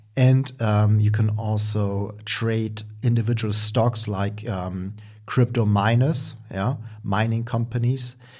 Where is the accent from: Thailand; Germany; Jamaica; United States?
Germany; accent: German; English is a second language; as you can hear by my accent, I'm from Germany. Um, actually currently, uh, also living in Germany.